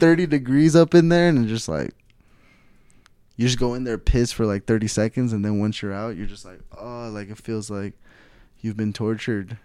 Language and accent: English; Stockton, California, United States; I'm from North California, Stockton, California